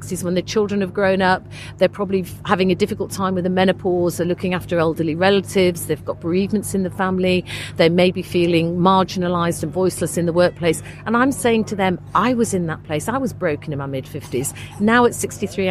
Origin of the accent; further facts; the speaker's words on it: Leeds, Yorkshire and the Humber, United Kingdom; moved away; I'm originally from Leeds